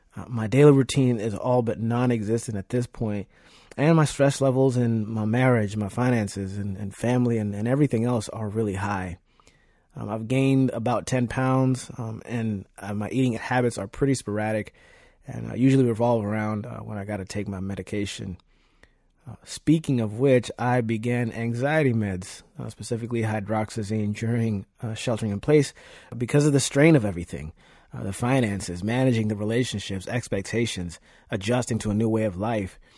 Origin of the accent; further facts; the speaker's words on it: Nairobi, Kenya; also born or lived in Virginia; now in Leesburg, United States; I was born and raised in Nairobi, Kenya, and immigrated to Virginia with my family in two thousand one